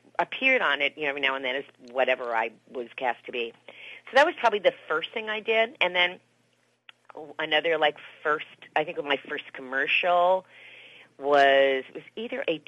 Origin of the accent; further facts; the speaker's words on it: Miami, Florida, United States; moved away as an adult; now in Los Angeles, United States; I'm from Miami, Florida, so I was in theater, so I did theater and in school and stuff. That's what I did there. And then I came out here to L.A. when I was probably like 22 or 23